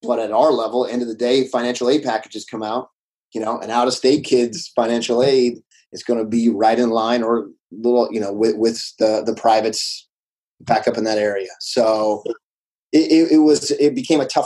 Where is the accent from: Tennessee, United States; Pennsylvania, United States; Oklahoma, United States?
Pennsylvania, United States; Pittsburgh; moved away; also born or lived in Philadelphia / Virginia; I'm coming from Pittsburgh